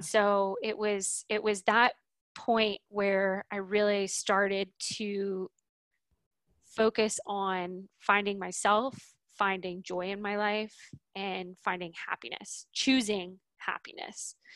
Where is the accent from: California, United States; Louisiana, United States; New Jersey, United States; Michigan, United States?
Louisiana, United States; New Orleans; now in Boise, United States; I grew up in New Orleans